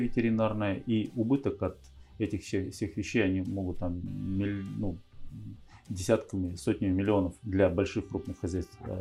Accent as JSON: {"language": "Russian", "area": "Urzhum District", "region": "Kirov Oblast", "country": "Russia", "also_born_or_lived": "Moscow, Russia", "said": "мы переехали в деревню. Сначала это был Уржумский район"}